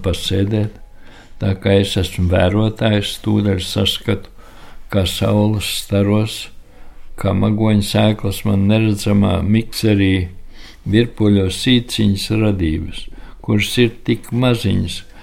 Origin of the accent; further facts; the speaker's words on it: Riga, Latvia; moved away as an adult; tā ir mana dzimtene